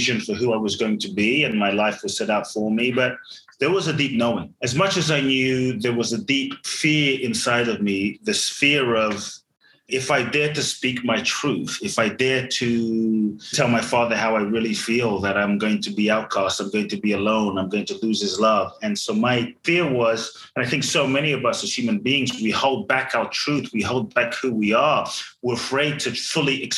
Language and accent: English; London, United Kingdom; born or raised there; also born or lived in Ghana